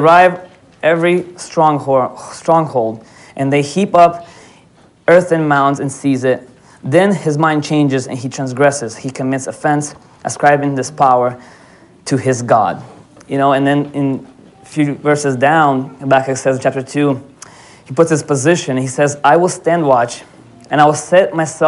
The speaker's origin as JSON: {"language": "English", "town": "Atlanta", "region": "Georgia", "country": "United States", "tie": "born or raised there", "also_born_or_lived": "Odesa, Ukraine / Florida, United States", "moved": "as an adult", "lives_now": "Alaska, United States", "said": "I grew up in Atlanta 10 years. Then I moved to Florida"}